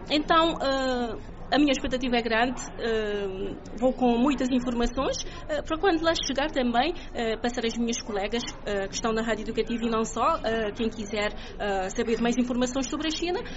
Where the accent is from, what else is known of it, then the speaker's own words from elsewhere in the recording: Santo Antão island, Cape Verde; moved away as an adult; now in Praia, Cape Verde; neste momento trabalho na cidade da Praia, sou da Ilha de Santo Antão, mas trabalho na cidade da Praia uh, desde 2011